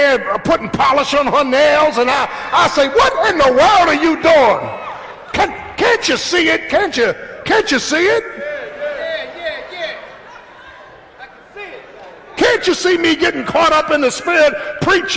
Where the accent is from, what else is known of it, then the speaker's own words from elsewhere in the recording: Philadelphia, Pennsylvania, United States; Growing up in South Philly, the hood, in the 60s